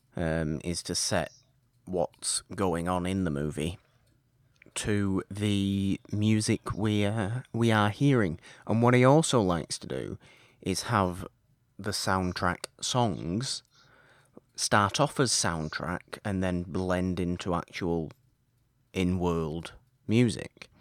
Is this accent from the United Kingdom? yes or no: yes; United Kingdom; I'm British